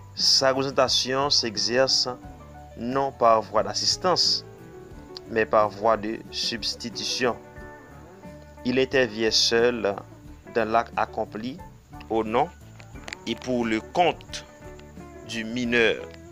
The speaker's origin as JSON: {"language": "French", "country": "Haiti", "said": "Je suis haïtien"}